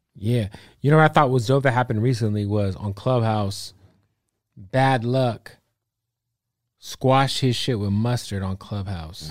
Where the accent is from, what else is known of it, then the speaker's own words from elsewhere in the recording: Phoenix, Arizona, United States; I'm from Phoenix.